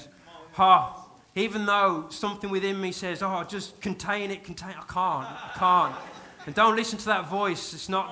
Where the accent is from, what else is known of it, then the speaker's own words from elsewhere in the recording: United Kingdom; I am very British, very restrained, very contained.